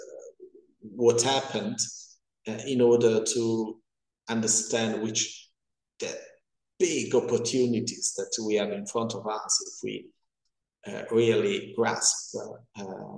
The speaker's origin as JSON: {"language": "English", "town": "Pavia", "region": "Lombardy", "country": "Italy", "said": "I'm from Pavia, near Milano"}